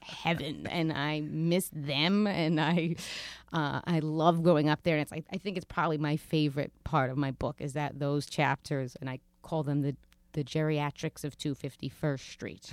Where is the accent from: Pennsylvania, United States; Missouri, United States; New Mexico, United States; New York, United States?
New York, United States; New York City; also born or lived in Rosedale, Queens / Broad Channel, Queens / Bridgehampton, Long Island; I grew up in Queens and didn't leave.